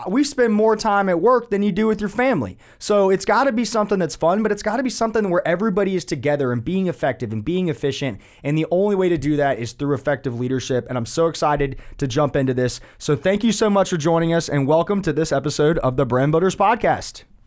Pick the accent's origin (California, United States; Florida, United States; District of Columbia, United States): Florida, United States; Winter Park; I was born in Winter Park, Florida.